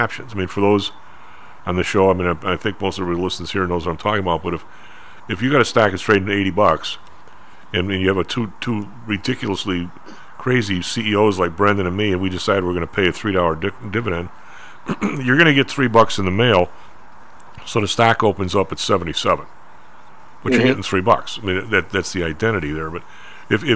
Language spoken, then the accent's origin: English; Chicago, Illinois, United States; I'm from the South Side